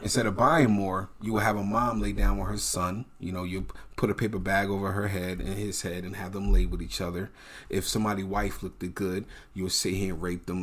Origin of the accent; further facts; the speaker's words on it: United States; also born or lived in New Jersey / New York; growing up in New Jersey in the eighties and nineties or New York?